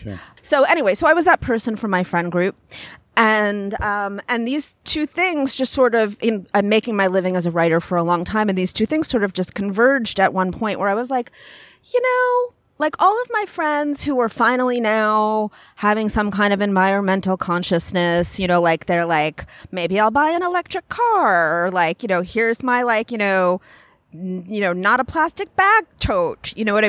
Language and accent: English; Long Island, New York, United States; No, I'm from Long Island, New York.